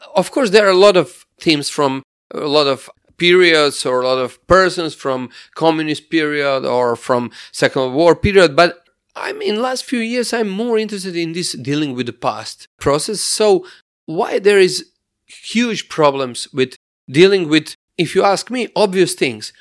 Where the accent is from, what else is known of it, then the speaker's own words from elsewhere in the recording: Sisak, Sisak-Moslavina County, Croatia; English is a second language; I'm from Sisak. It is a town fifty kilometers from, from Zagreb